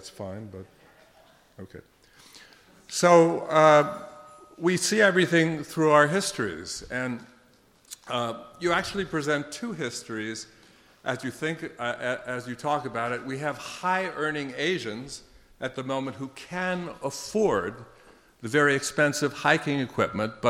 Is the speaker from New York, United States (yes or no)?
yes; New York City, New York, United States; moved away as an adult; now in Seattle, United States; I'm from New York City, the cityest of cityest slickers